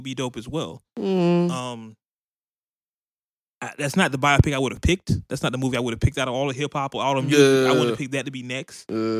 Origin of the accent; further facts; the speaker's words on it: Oakland, California, United States; I'm from Oakland. East Oakland.